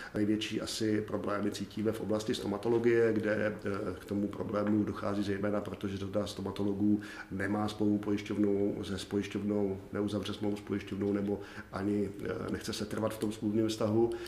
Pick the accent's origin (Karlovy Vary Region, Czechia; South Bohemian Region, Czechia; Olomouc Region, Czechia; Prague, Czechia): South Bohemian Region, Czechia; já jsem jeho Čech, takže si to troufnu říct, že Jižní Čechy znám